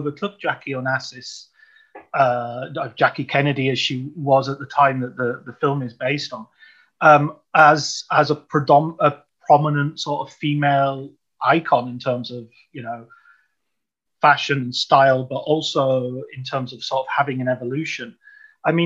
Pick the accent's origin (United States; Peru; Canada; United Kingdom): United Kingdom; I'm British and I grew up during the royal wedding and all that period.